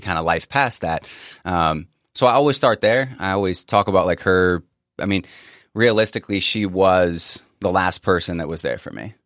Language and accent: English; Northern Virginia, United States; I grew up in Northern Virginia